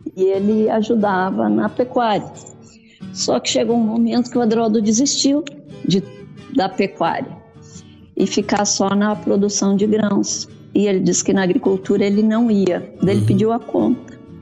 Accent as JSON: {"language": "Portuguese", "town": "Salto do Jacuí", "region": "Rio Grande do Sul", "country": "Brazil", "tie": "born or raised there", "also_born_or_lived": "Mato Grosso", "moved": "as an adult", "said": "Eu sou gaúcha do Rio Grande do Sul, do Salto do Jacuí, próximo a Passo Fundo. Hum. Fui para o Mato Grosso com 19"}